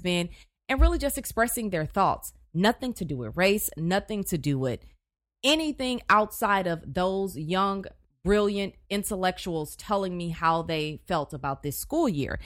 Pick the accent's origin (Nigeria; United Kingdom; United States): United States; Houston, Texas; also born or lived in Chicago / College Station, Texas / Tyler, Texas; I'm from Houston